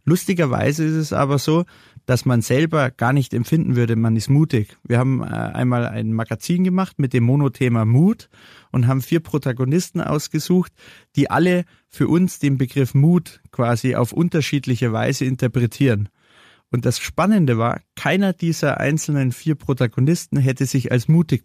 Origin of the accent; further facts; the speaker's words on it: Munich, Bavaria, Germany; als gebürtiger Münchner hier in München eine Kaffeerösterei zu machen